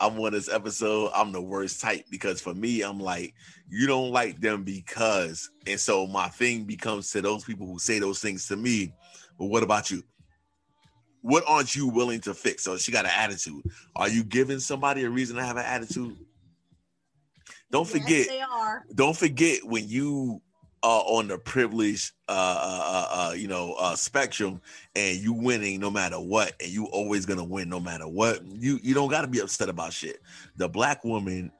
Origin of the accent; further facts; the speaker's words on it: New York City, New York, United States; I'm from New York City.